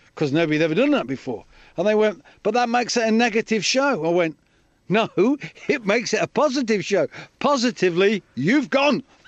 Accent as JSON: {"language": "English", "town": "Coventry", "region": "West Midlands", "country": "United Kingdom", "tie": "born or raised there", "said": "I'm a kid from Coventry."}